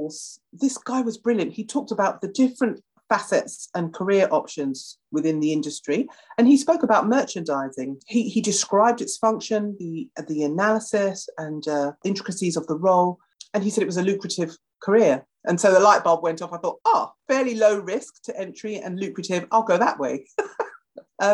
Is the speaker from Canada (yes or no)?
no; United Kingdom; being a Brit